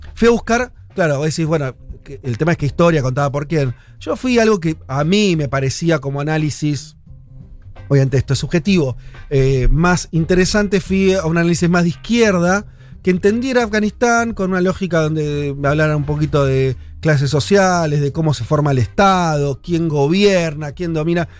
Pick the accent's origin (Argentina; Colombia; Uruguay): Argentina; nosotros somos argentinos